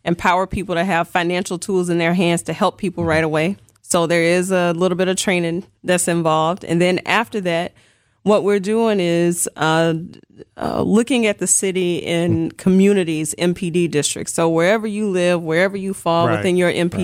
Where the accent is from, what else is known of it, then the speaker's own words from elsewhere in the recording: Mississippi, United States; now in Milwaukee, United States; I'm originally from Mississippi